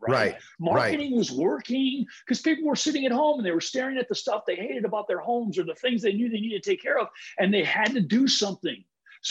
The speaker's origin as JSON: {"language": "English", "town": "Huntington Beach", "region": "California", "country": "United States", "said": "I'm from Huntington Beach too"}